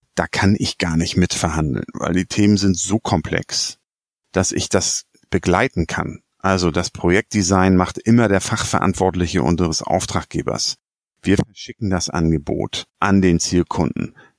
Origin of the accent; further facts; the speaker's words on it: Hamburg, Germany; als Hamburger